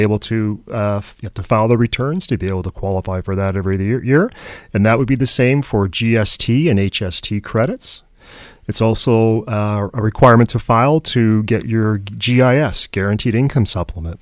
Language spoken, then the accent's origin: English; Canada; as Canadian